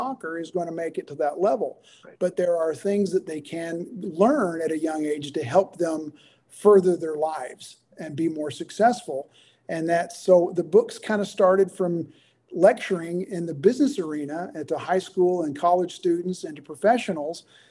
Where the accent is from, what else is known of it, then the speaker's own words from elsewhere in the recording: the South, United States; growing up in the South